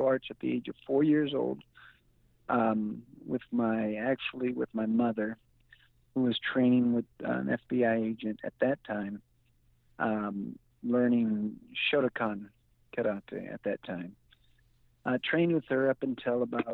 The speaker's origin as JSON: {"language": "English", "town": "San Jose", "region": "California", "country": "United States", "tie": "born or raised there", "moved": "yes", "lives_now": "Los Angeles, United States", "said": "I was raised in San Jose from 1980s to the mid-80s, late-80s, I should say. Then I moved back up to the Los Angeles area"}